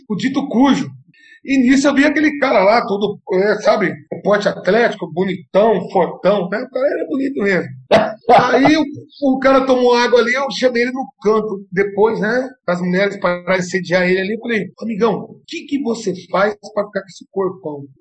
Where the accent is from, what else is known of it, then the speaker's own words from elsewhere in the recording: Lençóis Paulista, São Paulo, Brazil; also born or lived in Satuba; now in Presidente Prudente, Brazil; Saí de Lençóis Paulista, eu fui para Satuba, onde tive um ótimo treinador lá